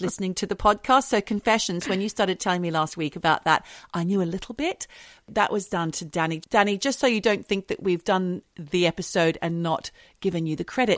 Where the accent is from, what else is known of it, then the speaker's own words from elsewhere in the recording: London, United Kingdom; I'm a Londoner